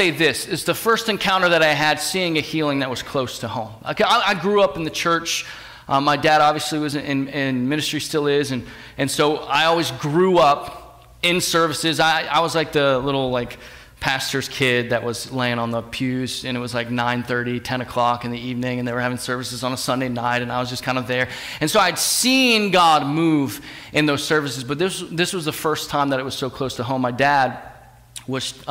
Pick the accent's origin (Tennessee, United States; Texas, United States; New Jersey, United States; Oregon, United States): New Jersey, United States; rural; moved away; I'm from New Jersey